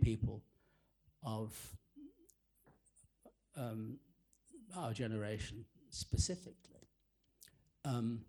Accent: England, United Kingdom; growing up in that particular world, which was not only provincial, bourgeois, suburban, but also a Jewish world

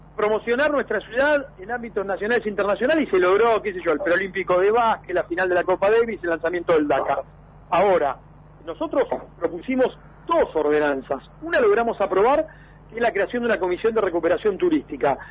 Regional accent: Mar del Plata, Buenos Aires Province, Argentina; yo nací en Mar del Plata, viví toda mi vida en Mar del Plata

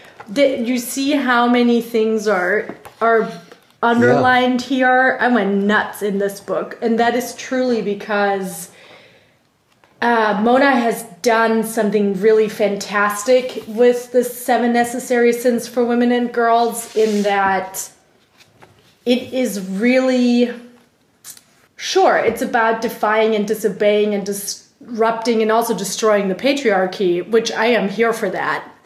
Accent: Germany; first language German; English is a second language; moved away as an adult; now in United States; my tiny village in Germany

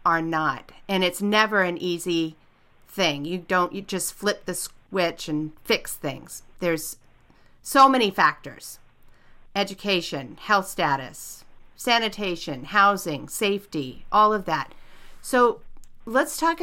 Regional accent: Southern California, United States; moved away as an adult; now in Portland, United States; I'm actually from Southern California, moved to Portland about 20 something years ago

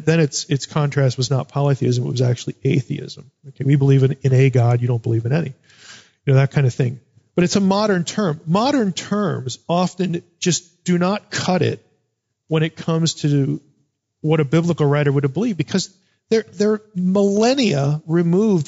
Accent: United States; Growing up in America.

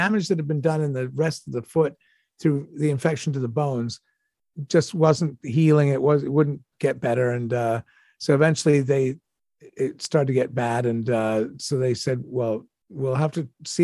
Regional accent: Toronto, Ontario, Canada; I grew up in Toronto.

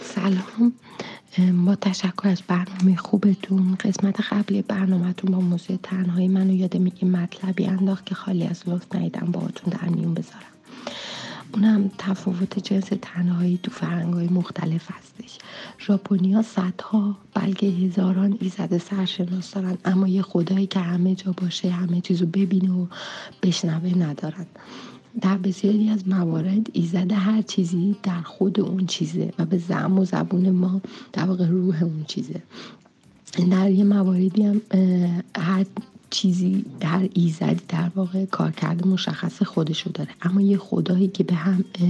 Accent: Iran; ماهایی که توی فرهنگ ابراهیمی ایرانی بزرگ شدیم

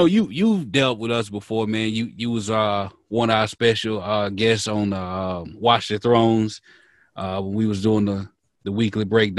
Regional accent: Mississippi, United States; born or raised there

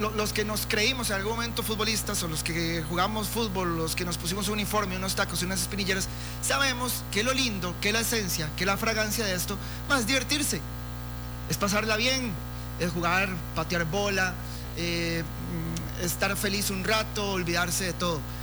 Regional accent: Costa Rica; primero sos tico y después sos herediano

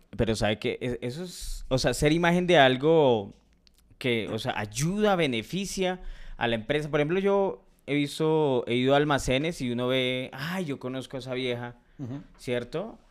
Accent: Colombia; soy colombiano

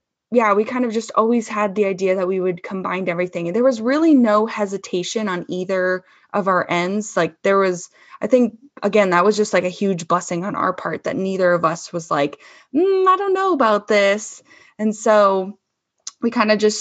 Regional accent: Chicago, Illinois, United States; now in Denver, United States; I'm from Chicagoland area. So I am a Midwesterner at heart still

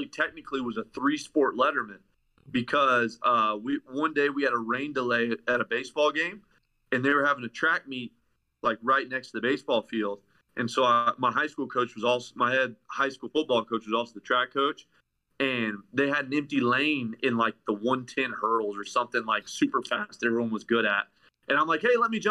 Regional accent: Tennessee, United States; moved away as an adult; now in Ohio, United States; I'm originally from Tennessee, but I went to college in Ohio.

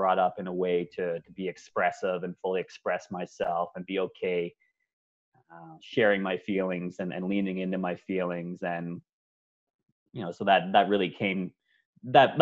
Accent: Ontario, Canada; moved away as an adult; also born or lived in Victoria, British Columbia; now in Vancouver, Canada; I'm originally from Ontario

